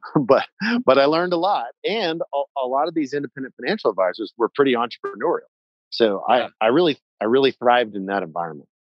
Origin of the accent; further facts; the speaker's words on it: Houston, Texas, United States; now in Wyoming, United States; I grew up in a and uh, warm, humid Houston, Texas